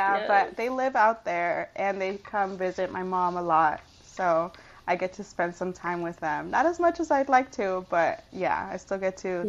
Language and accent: English; Michoacán, Mexico; We're from Michoacán, so shout